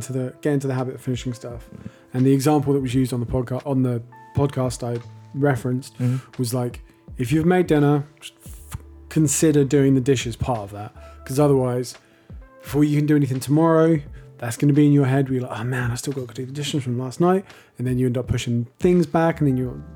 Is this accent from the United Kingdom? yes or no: yes; United Kingdom; we're British